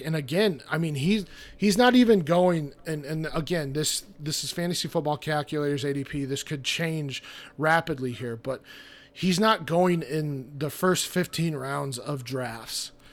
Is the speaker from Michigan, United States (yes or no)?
no; Fort Collins, Colorado, United States; now in St. Louis, United States; I grew up in Colorado. Um, I was raised in Fort Collins, Colorado, so kinda, I mean, I'm, I'm a Colorado guy through and through